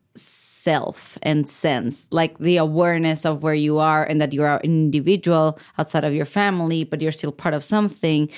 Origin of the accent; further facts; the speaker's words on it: Baja California, Mexico; moved away as an adult; now in United States; I'm from Baja California, which is a border state with the U S